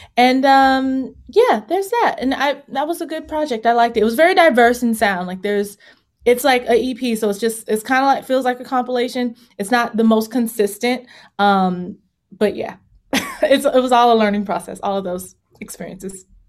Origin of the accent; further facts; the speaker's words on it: Virginia, United States; moved away as an adult; also born or lived in Los Angeles; I'm from Virginia